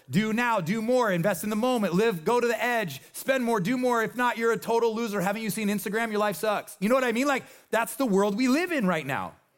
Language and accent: English; Nebraska, United States; I am from Nebraska.